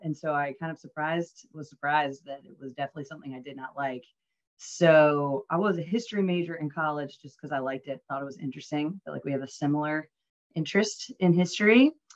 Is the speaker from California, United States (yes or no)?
no; Northern Virginia, United States; moved away; also born or lived in Dallas, Texas / Oklahoma (family); I grew up in Northern Virginia in the DC suburbs